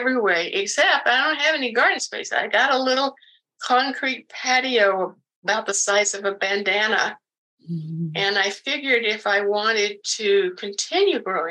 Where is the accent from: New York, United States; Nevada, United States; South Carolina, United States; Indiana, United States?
South Carolina, United States; now in Oregon, United States; I was born and raised in the South. South Carolina, to be precise